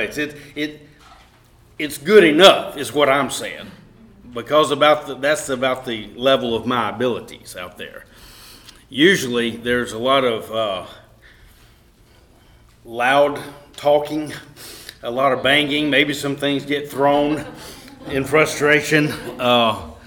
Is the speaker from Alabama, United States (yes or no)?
yes; Cullman, Alabama, United States; also born or lived in Vinemont, Alabama; Heather and I were raised in Coleman, Alabama, and Vinemont, and places, and we enjoyed growing up.